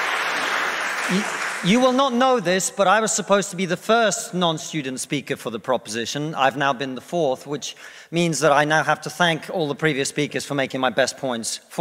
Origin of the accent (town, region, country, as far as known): Russia; now in United Kingdom